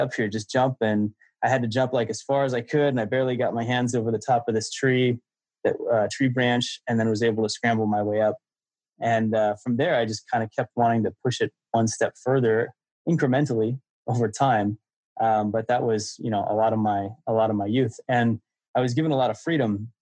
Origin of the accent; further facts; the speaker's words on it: Santa Cruz Mountains, Northern California, United States; I grew up in the Santa Cruz Mountains in Northern California.